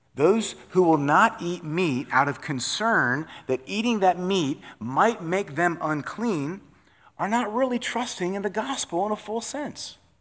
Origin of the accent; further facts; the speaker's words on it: Iowa, United States; also born or lived in North Dakota; I was born in North Dakota. We were from Iowa